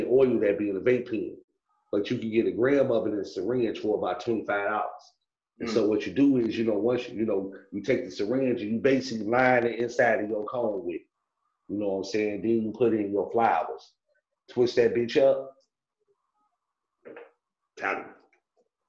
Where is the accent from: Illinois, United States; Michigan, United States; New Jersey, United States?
Illinois, United States; Chicago; also born or lived in Orland Park, Illinois; I'm from Chicago